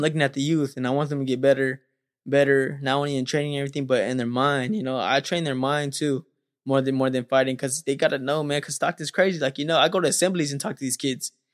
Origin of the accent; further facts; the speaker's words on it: Stockton, California, United States; growing up in Stockton, California